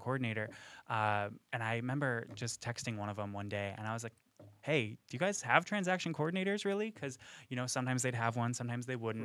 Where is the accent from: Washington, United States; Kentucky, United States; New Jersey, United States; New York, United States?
New York, United States; McGraw; moved away as an adult; now in Florida, United States; I'm from a really small town called McGraw. It's, uh, up in New York.